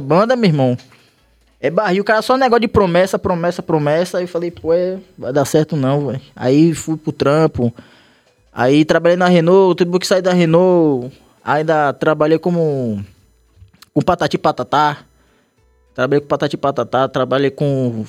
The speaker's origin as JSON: {"language": "Portuguese", "town": "Salvador", "region": "Bahia", "country": "Brazil", "tie": "born or raised there", "said": "eu morava na Liberdade, mas eu saí da Liberdade foi com, acho que com oito anos"}